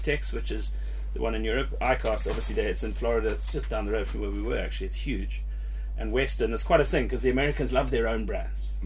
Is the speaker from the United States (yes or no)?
no; Zimbabwe; now in United Kingdom; I grew up in Zimbabwe fishing little lakes and big lakes, Lake Kariba